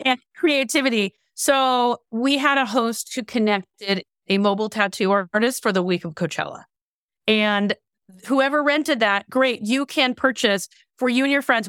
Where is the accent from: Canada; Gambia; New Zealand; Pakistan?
Canada; now in California, United States; I live in California but spent much of my youth also growing up in Canada. So I'm kind of a I'm a hybrid